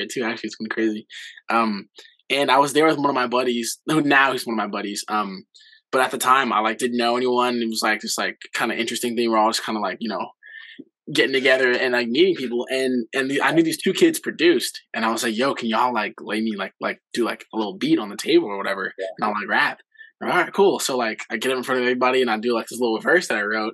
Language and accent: English; Los Angeles, California, United States; also born or lived in Boston; I grew up in the San Fernando Valley